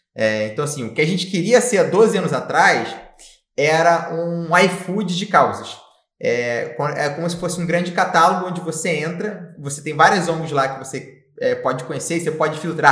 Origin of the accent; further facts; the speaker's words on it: Rio de Janeiro, Brazil; moved away as an adult; now in Florianópolis, Brazil; venho do Rio de Janeiro, né? É, e morei boa parte da minha vida no Rio de Janeiro